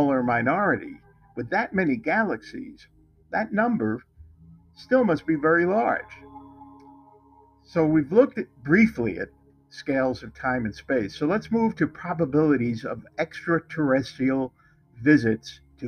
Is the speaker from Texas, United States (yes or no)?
no; North Bergen, New Jersey, United States; moved away; my hometown, North Bergen, New Jersey.